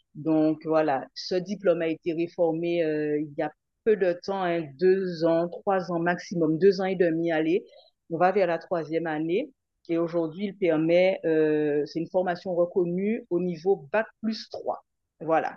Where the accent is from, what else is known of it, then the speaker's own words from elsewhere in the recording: Guadeloupe; rester en Guadeloupe